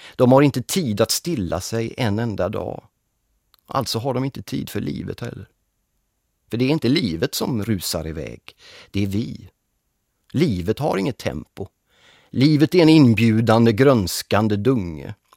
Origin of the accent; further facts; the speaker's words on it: Gothenburg, Västra Götaland, Sweden; Jag är född och uppväxt i Göteborg